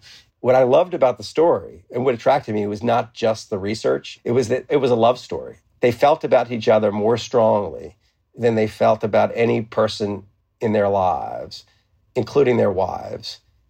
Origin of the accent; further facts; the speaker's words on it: New Orleans, Louisiana, United States; I mean, I don't sound like I'm from the South, right? Not very much. So there's a lot of variety in New Orleans.